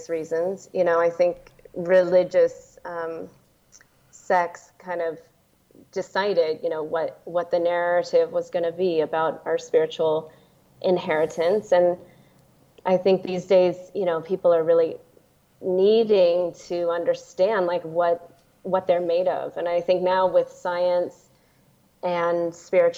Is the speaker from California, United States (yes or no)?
yes; Silicon Valley, San Francisco Bay Area, California, United States; I am originally from the Silicon Valley. I was born and raised